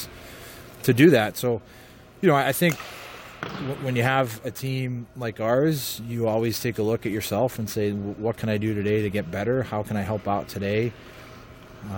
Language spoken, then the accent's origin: English; Boston, Massachusetts, United States; moved away as an adult; also born or lived in West Point; I grew up in Boston, and I played Division I college hockey at West Point.